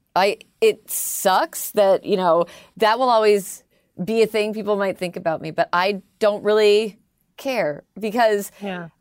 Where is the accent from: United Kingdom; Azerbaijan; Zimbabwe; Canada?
Canada; accent: Canadian; moved away as an adult; now in United States; I'm Canadian. I'm the Canadian one